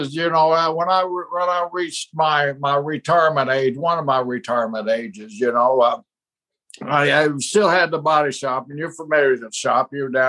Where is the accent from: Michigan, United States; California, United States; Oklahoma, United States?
Oklahoma, United States; now in Florida, United States; we're from Oklahoma